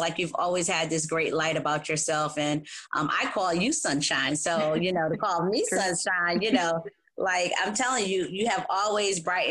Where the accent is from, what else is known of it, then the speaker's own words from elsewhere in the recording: New Haven, Connecticut, United States; I'm from New Haven, Connecticut, born and raised